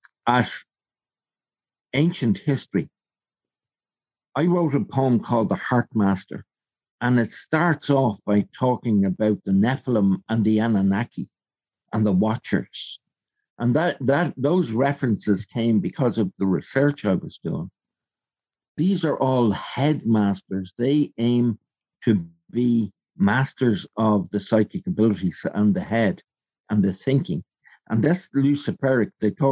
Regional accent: Belfast, Northern Ireland, United Kingdom; born there; even though I was born on the Falls Road.

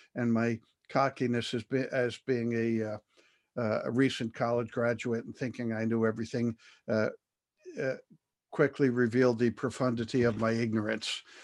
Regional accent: United States; being an American

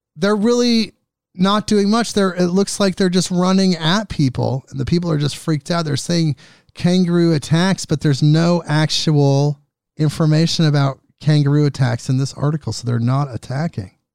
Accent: Oregon, United States; my home state here, Oregon.

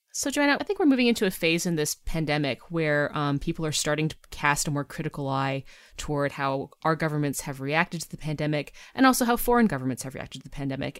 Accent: Vancouver, British Columbia, Canada; moved away; also born or lived in Toronto; when I was growing up in the West Coast, uh, mm-hmm. in sort of the suburbs of Vancouver

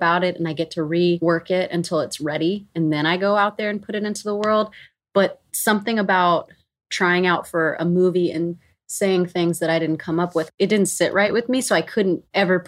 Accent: Meridian, Mississippi, United States; moved away; also born or lived in Nashville, Tennessee; my actual memories of growing up in Mississippi

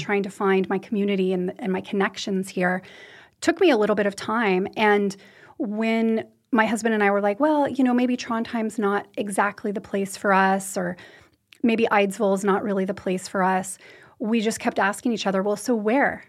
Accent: United States; also born or lived in Western U.S. ski towns; now in Norway; I'm American. I, I grew up in the U.S.

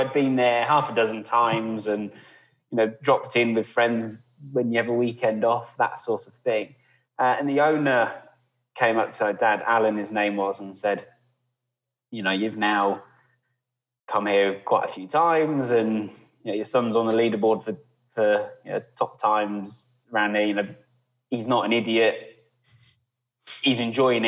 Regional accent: Warwick, West Midlands, United Kingdom; also born or lived in Stratford-upon-Avon; I was born in Warwick and I've lived in Warwickshire or Stratford

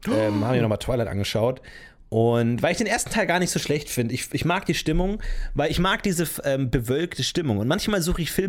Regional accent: Germany; Ich bin da, was das angeht, dass der deutscheste Deutsche, den es gibt.

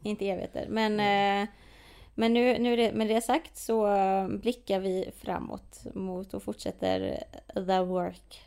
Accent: Sweden; speciellt här i Sverige, vi alla le har levt i en rasistisk kontext

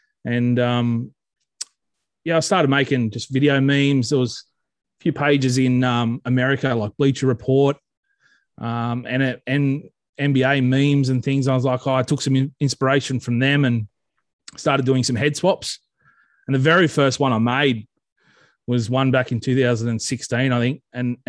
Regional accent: Forbes, New South Wales, Australia; also born or lived in Muswellbrook / Aberdeen; But born and raised in Forbes, New South Wales, in the Central West, home of the Forbes Magpies. Lived there, did some schooling there before I moved up to the Hunter.

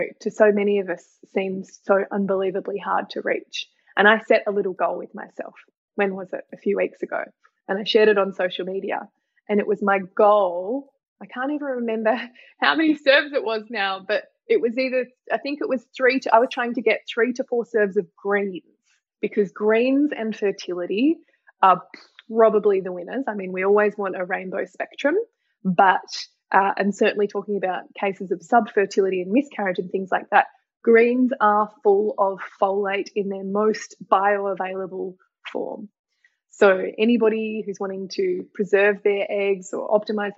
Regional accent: Tasmania, Australia; I'm from Tasmania

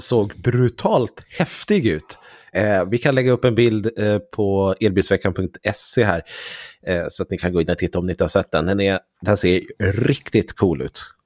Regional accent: Sweden; Som svensk youtuber

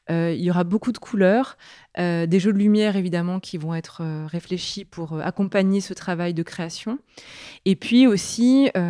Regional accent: Grenoble, Auvergne-Rhône-Alpes, France; je crois que c'est la Bastille, parce que je suis grenobloise d'origine. J'ai grandi au pied de celle-ci

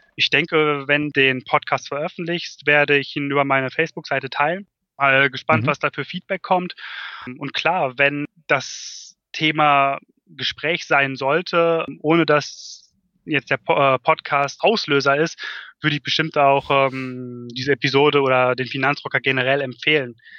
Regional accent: North Rhine-Westphalia, Germany; in Ostwestfalen, ja. wo ich aufgewachsen bin

